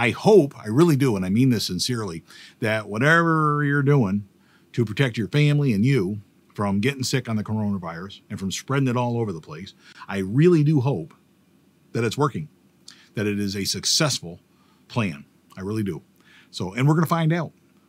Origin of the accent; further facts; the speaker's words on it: Pennsylvania, United States; But I grew up in Bradford County in PA. We're from counties, not towns.